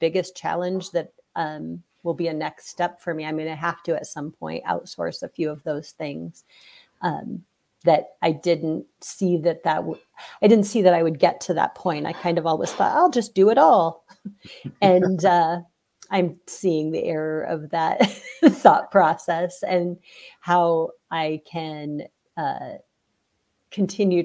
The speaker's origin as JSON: {"language": "English", "region": "Iowa", "country": "United States", "moved": "yes", "said": "I'm from Iowa, maybe back to Iowa at some point"}